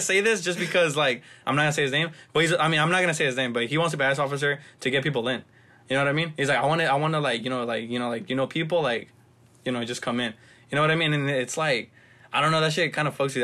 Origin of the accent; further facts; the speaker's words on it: Los Angeles, California, United States; growing up in South Central